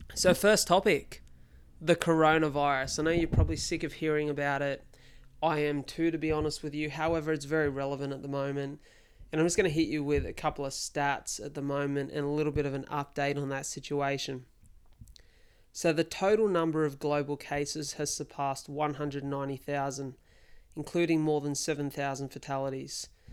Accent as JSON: {"language": "English", "town": "Wollongong", "region": "New South Wales", "country": "Australia", "tie": "born or raised there", "said": "here in my hometown of Wollongong."}